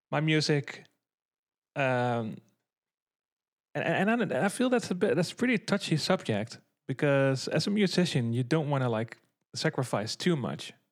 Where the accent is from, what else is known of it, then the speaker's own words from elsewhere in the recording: Netherlands; talking from the perspective of like the Dutch metal scene, obviously, because I'm from the Netherlands.